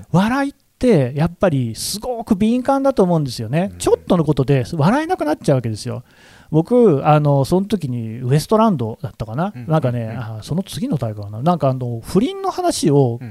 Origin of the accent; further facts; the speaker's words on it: Nagoya, Aichi, Japan; 僕は名古屋の出身なんですよ。